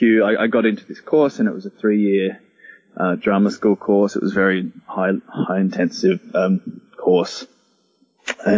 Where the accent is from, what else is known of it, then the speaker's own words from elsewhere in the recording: Gold Coast, Queensland, Australia; I'm originally from Queensland, so the culture up here is kind of a bit scarce, or you really have to look for it, especially on the Gold Coast.